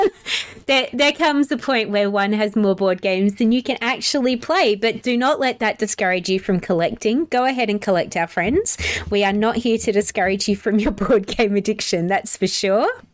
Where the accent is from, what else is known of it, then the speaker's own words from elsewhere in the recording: South Australia, Australia; also born or lived in England; now in Melbourne, Australia; I grew up in South Australia. I'm actually originally from England. England, so I'm also a sneaky pom. I know I don't sound like it